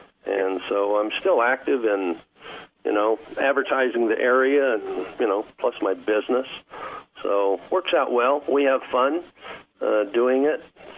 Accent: California, United States; Well, I'm a refugee from Southern California and moved up here in 89

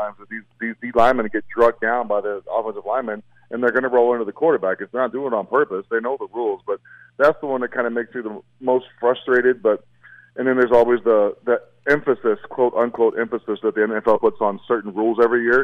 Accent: Lovington, New Mexico, United States; where I grew up in Lovington.

